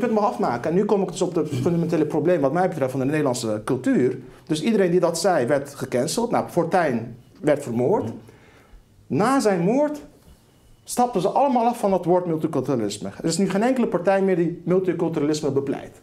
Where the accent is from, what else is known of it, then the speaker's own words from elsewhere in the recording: Rotterdam, South Holland, Netherlands; Ik ben in Rotterdam-Lombardij opgegroeid